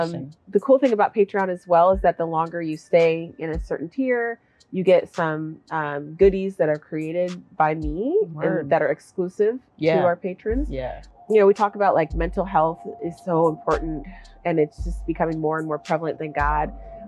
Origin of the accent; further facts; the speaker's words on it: Olympia, Washington, United States; I'm from Olympia. I was born in Olympia.